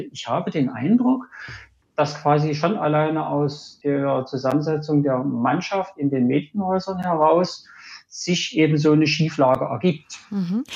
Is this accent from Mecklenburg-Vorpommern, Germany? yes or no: no; Dresden, Saxony, Germany; Ich bin ähm, gebürtiger Dresdner, bin Ingenieur, arbeite in Dresden